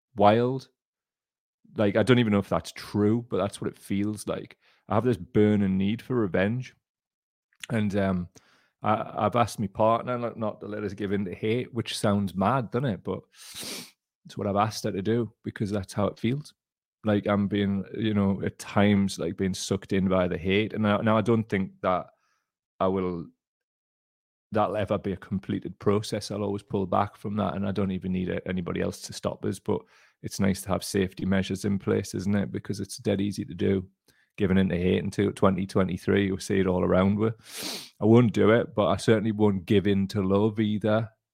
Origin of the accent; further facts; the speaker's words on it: United Kingdom; our country